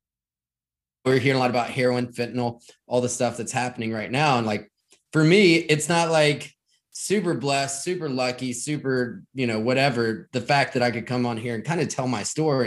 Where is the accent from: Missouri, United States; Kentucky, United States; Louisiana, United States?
Kentucky, United States; rural; I grew up in Kentucky, right? In rural Kentucky